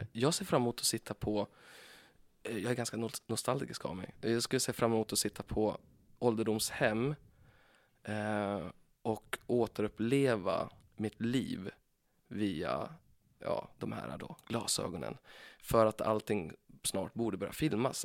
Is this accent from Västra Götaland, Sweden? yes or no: no; Timrå, Västernorrland County, Sweden; moved away; Jag kommer ifrån Timrå, heter det. Timrå var ju, eh, när jag växte upp, Sveriges tredje fattigaste kommun.